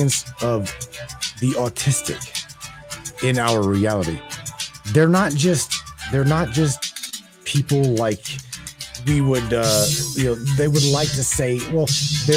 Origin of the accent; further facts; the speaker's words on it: New Jersey, United States; I am from Jersey